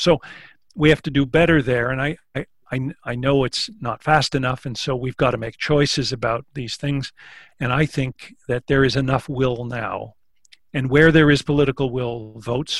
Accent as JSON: {"language": "English", "country": "Canada", "said": "one of the ways we define ourselves is by saying that we're not American."}